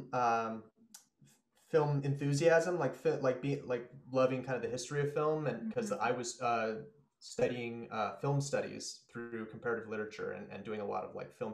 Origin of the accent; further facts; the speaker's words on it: Spokane, Washington, United States; also born or lived in New York; I grew up in Spokane